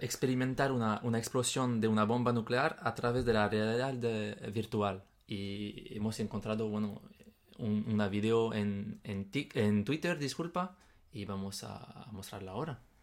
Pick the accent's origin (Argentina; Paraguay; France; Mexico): France; Spanish is a second language; moved away; en mi país, por ejemplo, en Francia